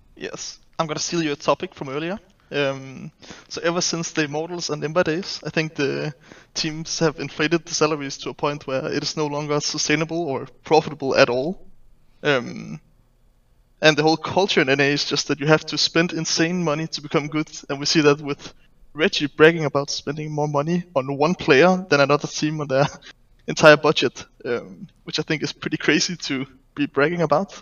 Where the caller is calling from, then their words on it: Denmark; I'm calling from Denmark